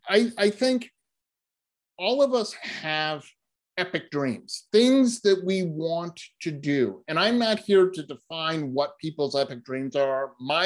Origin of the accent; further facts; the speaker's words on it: New England, United States; And in fact, I grew up in New England where we have myopically small signs that are not lit at night, that usually have trees over them